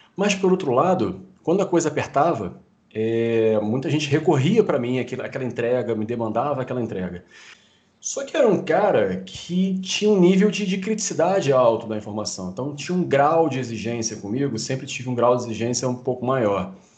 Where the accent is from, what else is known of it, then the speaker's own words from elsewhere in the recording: Rio de Janeiro, Brazil; eu sou carioca aqui no Rio de Janeiro